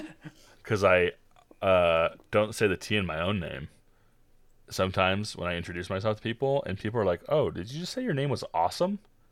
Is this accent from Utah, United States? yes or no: yes; Utah, United States; accent: Utah; But with my Utah accent, I just sound like a mumbling idiot.